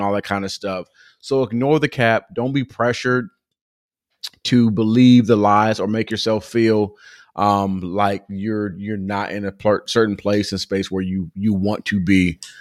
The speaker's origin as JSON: {"language": "English", "region": "Southern California", "country": "United States", "tie": "born or raised there", "said": "growing up in Southern California"}